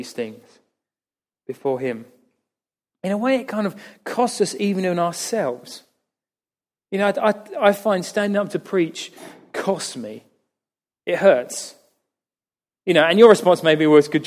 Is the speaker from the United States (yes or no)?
no; United Kingdom; we are British